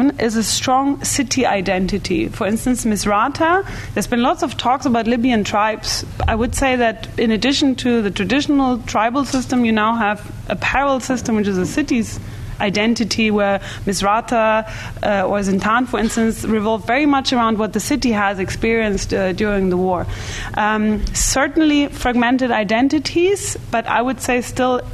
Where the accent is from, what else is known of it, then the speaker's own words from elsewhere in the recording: Bavaria, Germany; I'm from Bavaria, actually, and my father still doesn't feel German